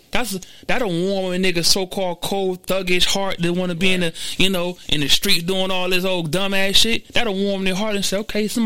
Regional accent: Garden Valley, United States; Well, I'm from the slums of the slums, boy. I was born and raised in Garden Valley. Nobody would have thought that, right?

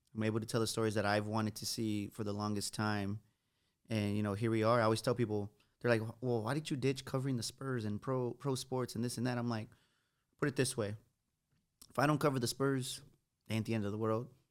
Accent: San Antonio, Texas, United States; Growing up on the West Side

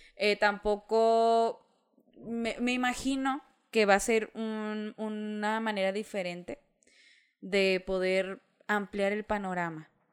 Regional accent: Mexico; como mexicanos

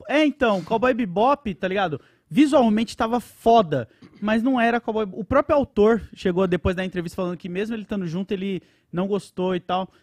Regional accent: São Paulo, Brazil; lá na cidade Tiradentes, no quintal de casa, onde eu cresci

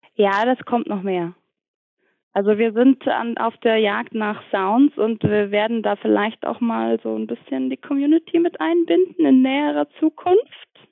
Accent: Ingolstadt, Bavaria, Germany; moved away as an adult; now in Munich, Germany; ich komme auch eigentlich aus Ingolstadt und äh, wohne jetzt mittlerweile seit fünf Jahren, glaube ich, in München

